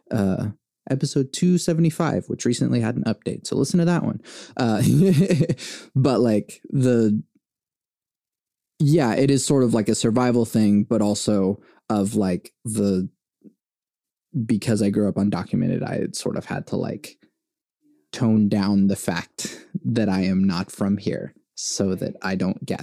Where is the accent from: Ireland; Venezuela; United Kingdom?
Venezuela; born there; because I was born in Venezuela.